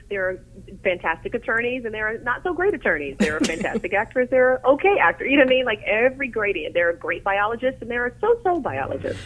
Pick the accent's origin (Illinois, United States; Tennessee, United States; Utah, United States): Tennessee, United States; in my hometown, there was something called Governor School, and I went to Governor School for Tennessee